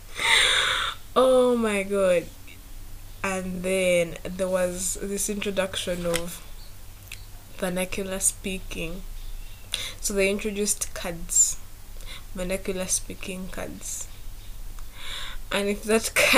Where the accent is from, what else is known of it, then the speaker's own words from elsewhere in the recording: Masaka, Central Region, Uganda; I grew up from Masaka